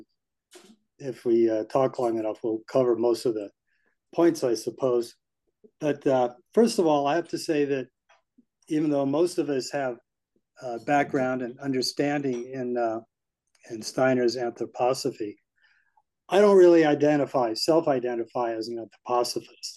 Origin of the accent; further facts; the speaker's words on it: United States; an American citizen born in 1948